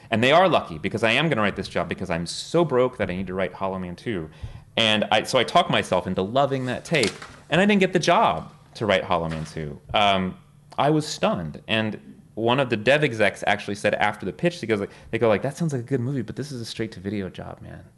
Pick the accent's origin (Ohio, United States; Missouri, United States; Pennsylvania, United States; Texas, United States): Texas, United States; South; now in New York, United States; I was born and raised in Texas